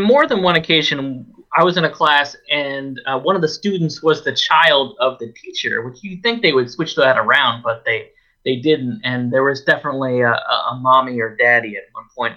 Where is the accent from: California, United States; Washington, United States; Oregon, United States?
Oregon, United States; a small town that I grew up in in Oregon